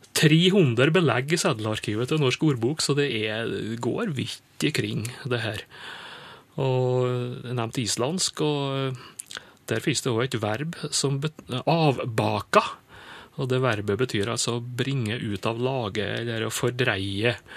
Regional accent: Indre Nordmøre, Møre og Romsdal, Norway; Indre Nordmøre, jeg vet om det, er der jeg kommer ifra.

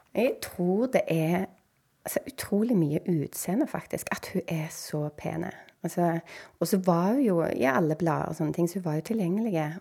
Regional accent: Bryne, Rogaland, Norway; jeg bodde jo født og oppvokst på Bryne

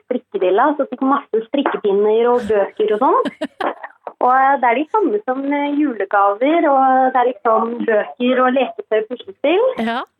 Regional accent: Sri Lanka; now in Norway; jeg er opprinnelig fra Sri Lanka

